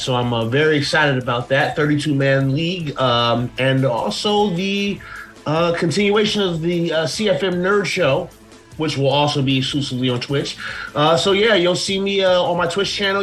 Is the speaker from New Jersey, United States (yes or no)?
yes; Plainfield, New Jersey, United States; I am from uh, about 30 minutes from Newark in a, in a, city called Plainfield, Plainfield, New Jersey